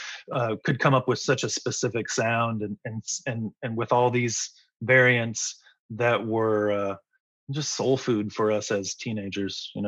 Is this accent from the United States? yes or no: yes; Midwest, United States; moved away as an adult; also born or lived in Indianapolis, Indiana / Florida / Alabama / Missouri; now in California, United States; we were used to snowy driving growing up in the Midwest